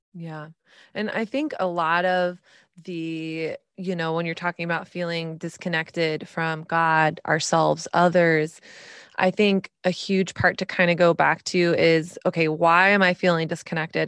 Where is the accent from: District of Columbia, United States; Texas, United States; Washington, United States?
Texas, United States; moved away; also born or lived in New York City